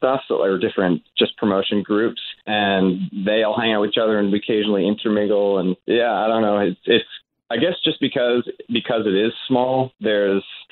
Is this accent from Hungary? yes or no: no; Vancouver, British Columbia, Canada; we're from the West Coast